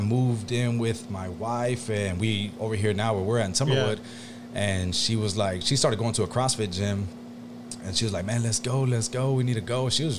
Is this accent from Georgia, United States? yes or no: no; Galena Park, Texas, United States; born or raised there